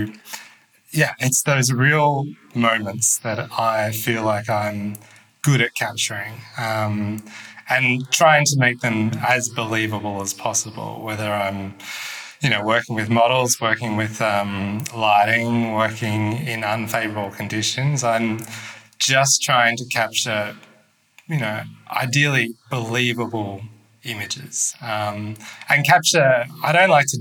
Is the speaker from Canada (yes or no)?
no; Melbourne, Victoria, Australia; moved away as an adult; also born or lived in Ho Chi Minh City, Vietnam; now in Hanoi, Vietnam; I'm from Melbourne, Australia